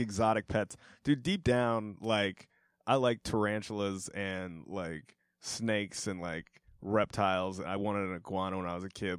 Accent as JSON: {"language": "English", "town": "Denver", "region": "Colorado", "country": "United States", "tie": "born or raised there", "said": "they're my hometown team"}